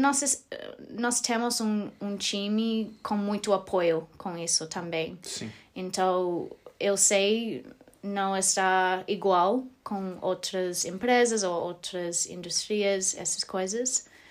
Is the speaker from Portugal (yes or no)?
no; Australia; Portuguese is a second language; moved away as an adult; also born or lived in Porto Alegre, Brazil; now in Germany; eu sou australiana